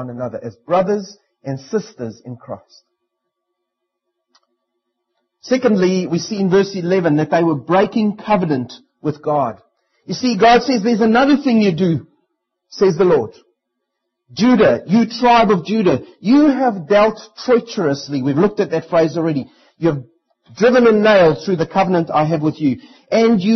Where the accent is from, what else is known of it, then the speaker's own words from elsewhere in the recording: South Africa; now in New Zealand; as a South African, I'm only allowed to marry a South African